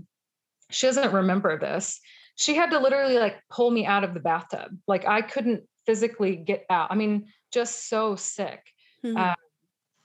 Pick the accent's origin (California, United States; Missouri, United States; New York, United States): Missouri, United States; I grew up in Missouri